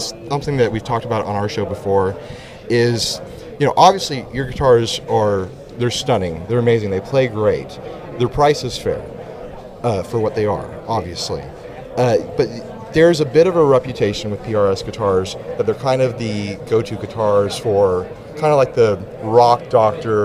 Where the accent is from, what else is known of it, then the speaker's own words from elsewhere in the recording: San Diego, California, United States; I'm from San Diego, too